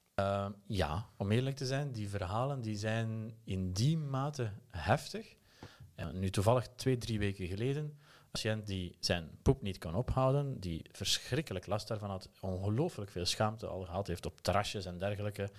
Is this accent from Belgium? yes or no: yes; Aalst, Flanders, Belgium; accent: Belgian; moved away as an adult; also born or lived in Turkey / Germany; now in Utrecht, Netherlands; stemgeluid zal je onmiddellijk verraden dat ik uit België kom. Eh, geboren in Aalst